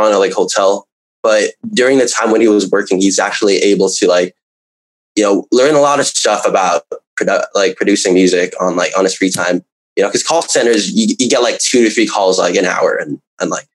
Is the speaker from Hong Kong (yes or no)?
yes; Hong Kong; I'm from Hong Kong